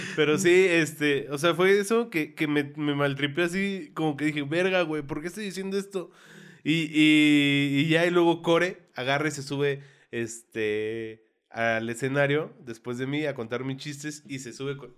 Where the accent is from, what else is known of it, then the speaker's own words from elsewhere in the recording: Santa Rosa Jáuregui, Querétaro, Mexico; moved away as an adult; now in Querétaro, Mexico; yo crecí y viví en Santa Rosa hasta hace un año, que fue que me cambié aquí al centro.